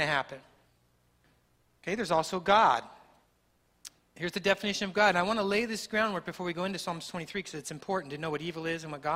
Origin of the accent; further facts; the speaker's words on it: Texas, United States; As a Texan